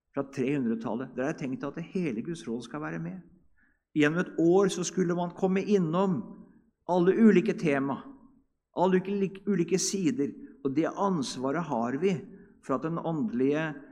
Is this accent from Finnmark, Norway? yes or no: no; Hedrum, Vestfold, Norway; i Hedrum, der jeg kommer ifra